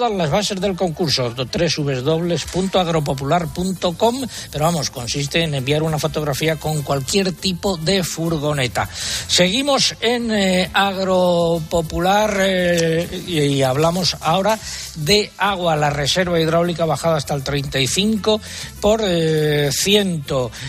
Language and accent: Spanish; Adanero, Castile and León, Spain; en mi pueblo, en Adanero, en la provincia de Ávila.